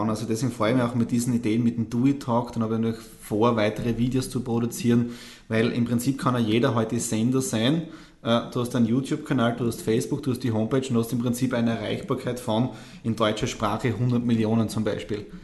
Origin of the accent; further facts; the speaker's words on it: Bad Radkersburg, Styria, Austria; ich bin ja auf dem Land aufgewachsen, aus Bad Rackersburg.